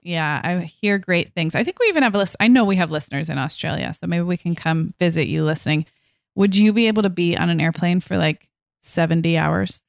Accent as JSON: {"language": "English", "town": "Santa Barbara", "region": "California", "country": "United States", "tie": "born or raised there", "said": "I grew up here in Santa Barbara, which, as you know, is a very beautiful part of California"}